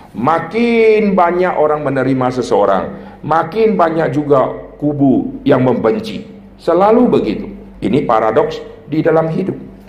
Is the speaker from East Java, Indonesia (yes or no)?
no; North Sumatra, Indonesia; Dulu saya dibesarkan di Sumatera Utara. Sumatera Utara itu terkenal budaya yang keras